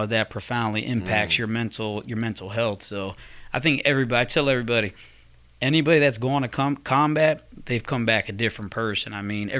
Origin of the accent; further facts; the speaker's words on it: Connecticut, United States; moved away as an adult; also born or lived in Germany; a kid from Connecticut, growing up on a rough street